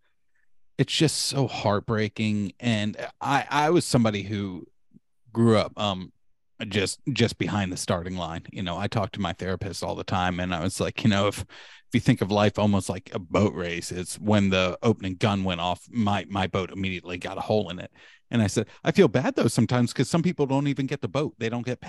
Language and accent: English; Marietta, Georgia, United States; That's where we were from. We're from Marietta